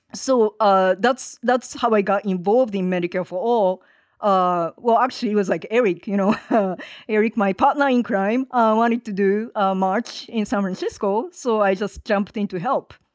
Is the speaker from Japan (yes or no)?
yes; Hiroshima, Japan; moved away as an adult; now in Los Angeles, United States; I'm based in L A. Uh, I am originally from Japan, have been in this country for thirty-one years now.